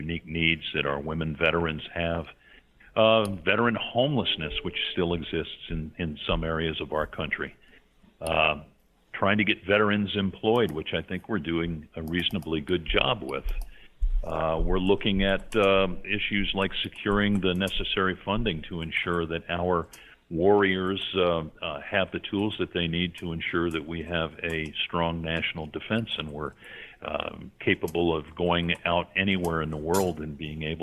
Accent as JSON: {"language": "English", "town": "New York", "country": "United States", "tie": "born or raised there", "said": "I grew up in a New York metropolitan area myself"}